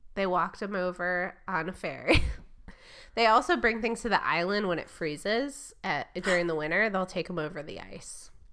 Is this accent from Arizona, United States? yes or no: no; Michigan, United States; moved away; where I grew up in Michigan